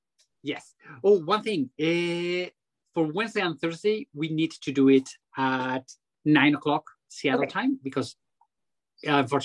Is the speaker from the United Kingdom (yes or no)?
no; Pamplona, Navarre, Spain; my hometown here in Pamplona, the city of the Riding of the Bulls.